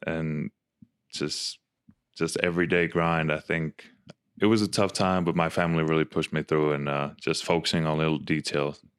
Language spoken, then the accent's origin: English; Finland; moved away as an adult; also born or lived in Arizona / Utah; now in Salt Lake City, United States; growing up in Finland